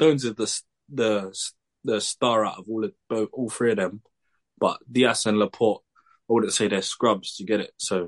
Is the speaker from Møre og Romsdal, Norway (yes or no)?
yes; Molde, Møre og Romsdal, Norway; I came from Molde, fam.